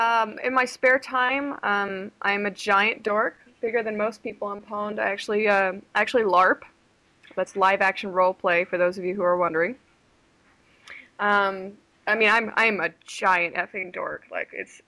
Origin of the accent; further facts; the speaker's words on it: New Jersey, United States; now in Las Vegas, United States; Originally from New Jersey